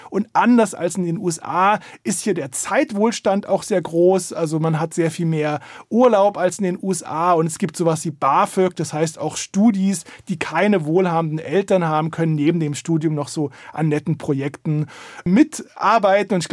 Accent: East Germany, Germany; born there; Ich bin in der DDR geboren, da gab es die berüchtigte Stasi.

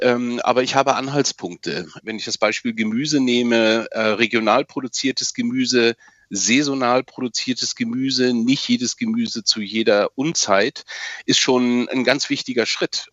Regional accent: Germany; hier bei uns in Deutschland und Mitteleuropa, wir leben oder haben bisher in einem wasserreich und leben auch weiterhin in einem wasserreichen Land

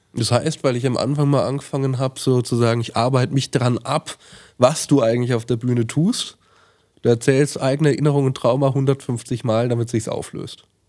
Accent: Franconia, Bavaria, Germany; moved away; aus meiner Heimat so ein bisschen geflohen bin. Ich wohne dann nicht mehr in Franken

